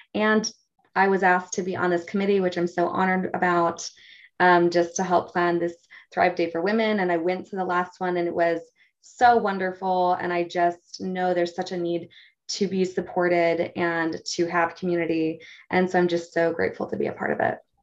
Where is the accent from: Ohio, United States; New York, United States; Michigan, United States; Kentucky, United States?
Michigan, United States; moved away as an adult; now in Utah County, United States; I'm originally from Michigan. I live in Utah County. I've been here for the last almost 12 years